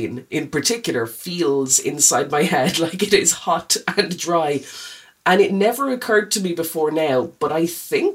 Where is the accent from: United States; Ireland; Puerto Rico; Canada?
Ireland; New Ross, County Wexford; I'm from New Ross.